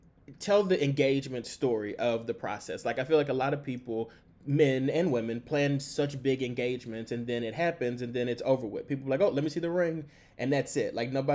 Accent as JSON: {"language": "English", "region": "the South", "country": "United States", "accent": "southern", "said": "Fatima tells me that when I talk to my parents, my southern accent comes out. My parents are from Jackson, Mississippi"}